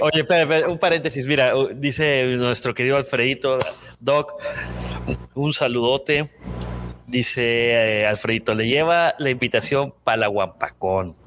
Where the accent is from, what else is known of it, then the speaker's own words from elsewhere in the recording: Culiacán, Sinaloa, Mexico; moved away; yo soy de Culiacán